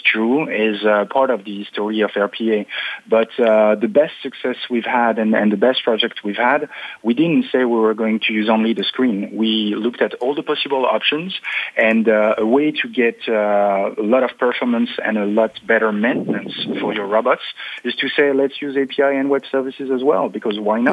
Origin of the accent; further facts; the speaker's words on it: France; English is a second language; now in Paris, France; I was born on the border of Germany